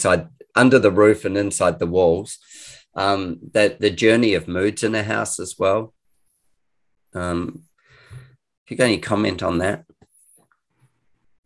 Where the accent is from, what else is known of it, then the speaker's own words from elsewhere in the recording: New Zealand; moved away as an adult; also born or lived in Christchurch; now in Australia; I'm a Kiwi, and I've moved to Australia about 20 something years ago